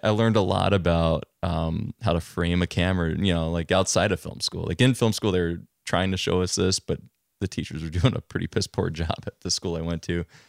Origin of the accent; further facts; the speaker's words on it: Long Island, New York, United States; moved away as an adult; also born or lived in Queens, New York; now in Vermont, United States; I'm originally from Long Island. I, uh, born in Queens and kind of progressed out towards center each. And, um, I grew up an only child